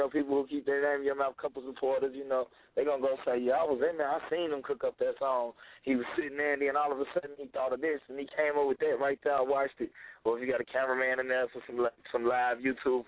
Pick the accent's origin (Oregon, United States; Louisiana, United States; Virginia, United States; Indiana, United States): Indiana, United States; Gary; now in Atlanta, United States; All the way from Gary, Indiana, my hometown